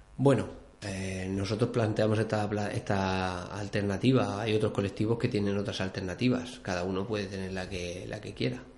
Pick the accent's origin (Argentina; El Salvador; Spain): Spain; Albatera, Valencian Community; now in Granja de Rocamora, Spain; yo vivo en Granja, pero soy de Albatera.